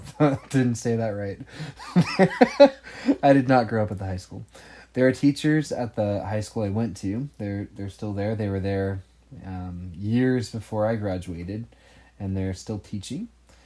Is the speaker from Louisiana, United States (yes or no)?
no; Oakhurst, California, United States; right now we're in the U.S. in Oakhurst, California, which is actually my hometown.